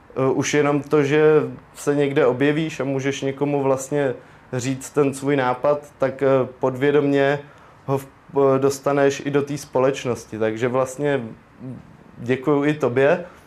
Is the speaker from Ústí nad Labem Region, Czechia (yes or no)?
yes; Most District, Ústí nad Labem Region, Czechia; tady u nás na Mostecku